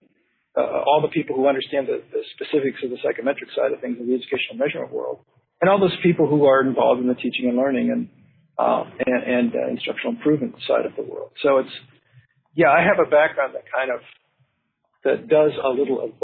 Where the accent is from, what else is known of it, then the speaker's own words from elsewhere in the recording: Santa Cruz, California, United States; moved away as an adult; also born or lived in Berkeley, California / Colorado; now in Oregon, United States; I grew up down in Santa Cruz